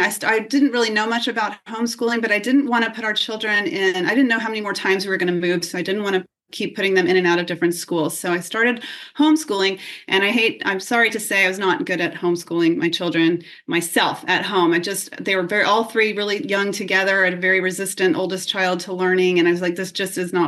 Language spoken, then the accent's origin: English; San Antonio, Texas, United States; now in Williamsburg, United States; I grew up in San Antonio, Texas